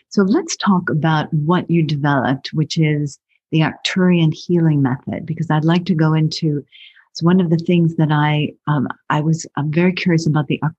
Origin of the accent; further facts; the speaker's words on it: Massachusetts, United States; I'm from Massachusetts, spent a lot of time at Harvard.